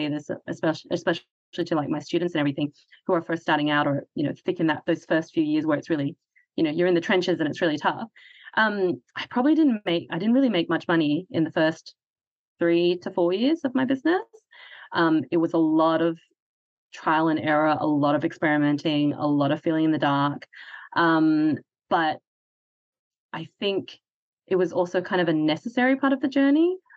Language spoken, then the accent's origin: English; Hong Kong; I'm from Hong Kong, so Chinese culture